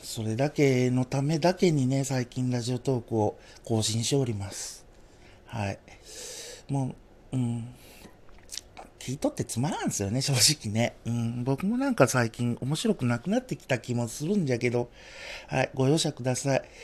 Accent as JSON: {"language": "Japanese", "region": "Yamaguchi", "country": "Japan", "tie": "born or raised there", "moved": "yes", "lives_now": "Hiroshima, Japan", "said": "最近広島にいながらね、故郷の山口の"}